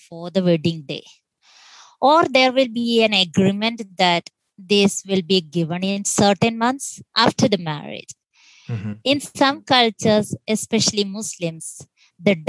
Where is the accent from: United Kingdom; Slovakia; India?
India; I basically born and raised in India